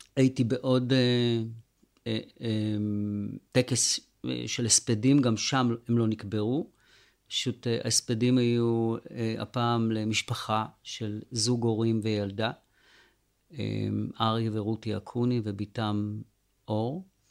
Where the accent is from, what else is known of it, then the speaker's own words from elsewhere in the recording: Sderot, Southern District, Israel; now in Netiv HaAsara, Israel; ובשדרות, אה, שזה ממש my hometown, כאילו זה עיר הולדתי